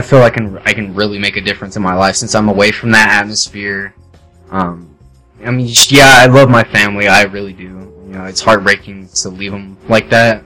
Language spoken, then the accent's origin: English; Las Vegas, Nevada, United States; moved away as an adult; I've ever really been outside of Las Vegas